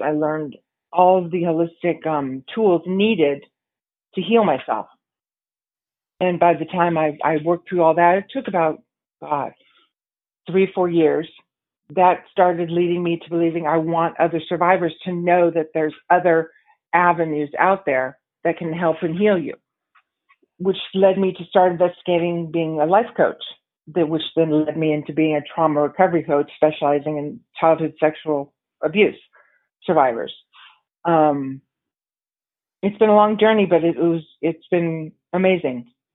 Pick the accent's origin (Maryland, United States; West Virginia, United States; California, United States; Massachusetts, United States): California, United States; San Diego; also born or lived in New York City; made my way back to San Diego, which is where my, my hometown